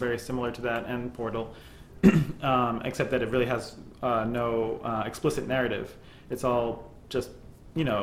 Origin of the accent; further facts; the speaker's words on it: New York, United States; growing up in New York in the 90s and going to high school together